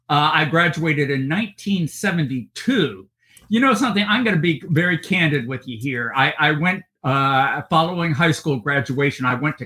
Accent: United States; Consequently, as I grew up, it was mainly on Marine Corps stations from

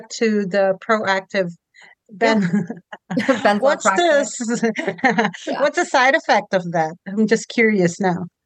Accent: Philippines; now in Canada; we moved from the Philippines to Canada.

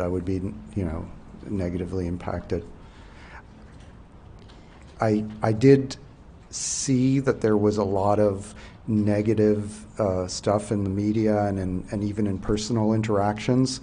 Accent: New Brunswick, Canada; I'm from Behar, New Brunswick, and I'm a civil servant in the federal government

